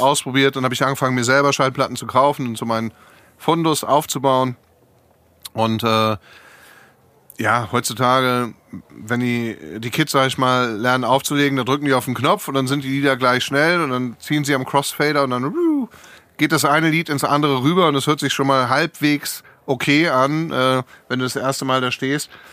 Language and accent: German; Hamburg, Germany; moved away as an adult; also born or lived in Essen / California; now in Frankfurt, Germany; ich bin äh, geboren in einer Stadt, zu der ich eigentlich gar keinen Bezug habe, in Essen. Mhm. Äh, das sind meine Eltern dann aber weggezogen, bevor ich angefangen habe, Erinnerungen zu machen, die äh, hängen bleiben. Und dann bin ich in Hamburg aufgewachsen